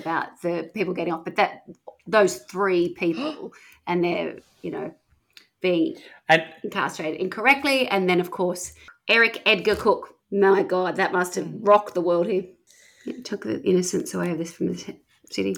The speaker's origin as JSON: {"language": "English", "town": "Wollongong", "region": "New South Wales", "country": "Australia", "tie": "born or raised there", "moved": "yes", "lives_now": "Perth, Australia", "said": "where I grew up in Wollongong"}